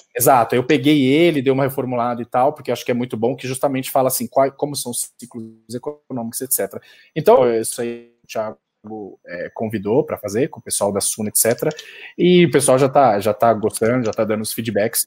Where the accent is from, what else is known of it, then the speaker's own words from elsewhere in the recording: Brazil; a gente é brasileiro